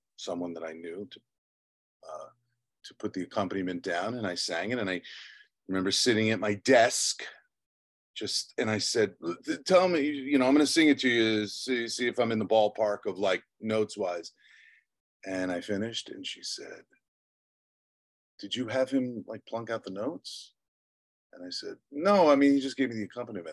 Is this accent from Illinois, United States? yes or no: no; Long Island, New York, United States; I was born in Long Island. I was born to two teachers, middle class upbringing